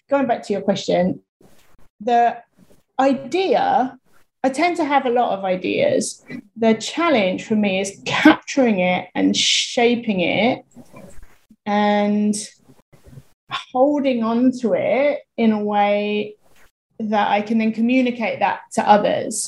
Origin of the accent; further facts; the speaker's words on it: United Kingdom; moved away; also born or lived in Thailand; I'm British